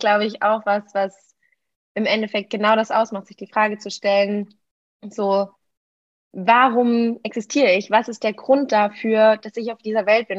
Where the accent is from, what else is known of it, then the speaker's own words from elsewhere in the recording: Germany; moved away as an adult; now in Lisbon, Portugal; ich komme ursprünglich aus Deutschland, klar. Ähm, ich lebe aber momentan in Lissabon und studiere hier